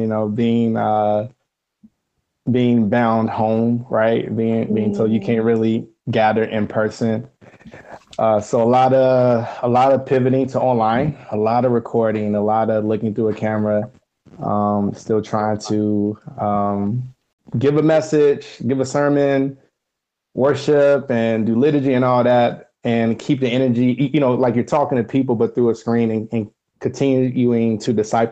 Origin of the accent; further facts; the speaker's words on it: Roanoke, Virginia, United States; moved away as an adult; now in Cincinnati, United States; I am originally from Roanoke, Virginia, born and raised. I moved up to Cincinnati in 2017